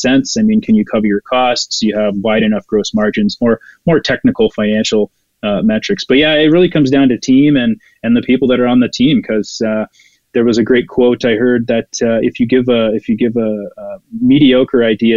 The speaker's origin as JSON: {"language": "English", "town": "Ottawa", "region": "Ontario", "country": "Canada", "tie": "born or raised there", "moved": "yes", "lives_now": "Alberta, Canada", "said": "Ottawa. It's my hometown"}